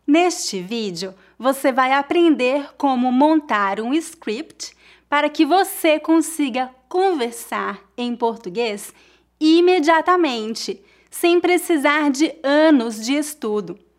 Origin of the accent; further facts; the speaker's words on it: Brazil; now in Brooklyn, United States; Eu sou brasileira, mas eu moro nos Estados Unidos.